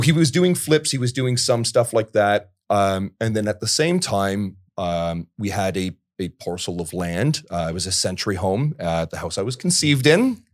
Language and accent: English; Port Perry, Ontario, Canada; I'm from Port Perry, Ontario originally.